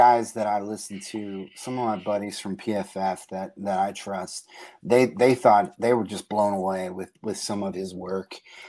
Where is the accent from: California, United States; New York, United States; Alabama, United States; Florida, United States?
Florida, United States; I watched them religiously when I was a kid growing up in Florida